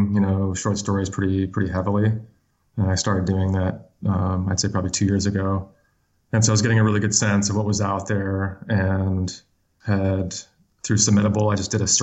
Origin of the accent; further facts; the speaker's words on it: South Dakota, United States; now in Tucson, United States; when I was growing up in South Dakota, on the eastern part of the state, like the northeastern part of the state